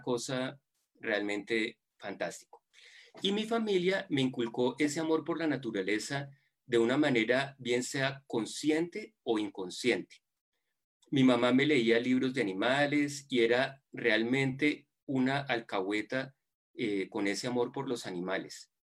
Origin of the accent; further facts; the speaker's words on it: Buga, Valle del Cauca, Colombia; moved away as an adult; also born or lived in Bogotá, Colombia / United States; yo soy bugueño y viví mi infancia y adolescencia en fincas del Valle del Cauca